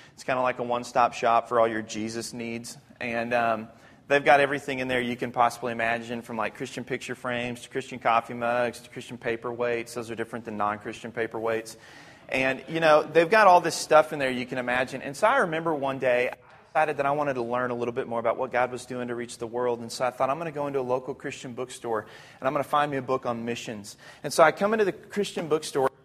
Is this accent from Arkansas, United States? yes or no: yes; Arkansas, United States; I'm from Arkansas